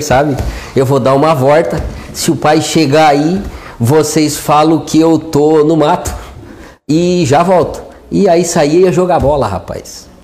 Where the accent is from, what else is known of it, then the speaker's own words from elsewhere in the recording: Braço do Norte, Santa Catarina, Brazil; eu nasci em Braço do Norte, né? Hospital Santa Terezinha, mas nós somos eh, uma família do interior de Braço Norte, sertão do Rio Bonito, né? Toda a nossa família, na realidade, ela se desenvolveu até nós atingirmos a, a vida adulta plantando e colhendo